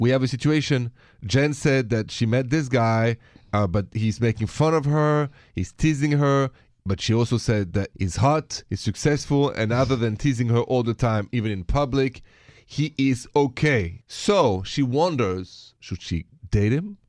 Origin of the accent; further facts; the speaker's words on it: France; accent: French; moved away; My accent is French